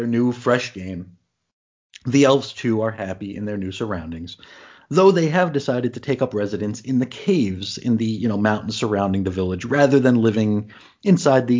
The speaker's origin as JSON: {"language": "English", "town": "New York City", "region": "New York", "country": "United States", "moved": "yes", "said": "I'm from Brooklyn"}